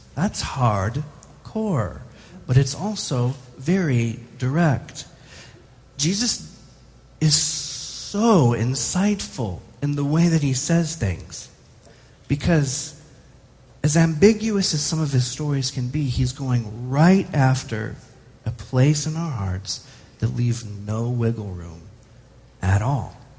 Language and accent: English; United States; as an American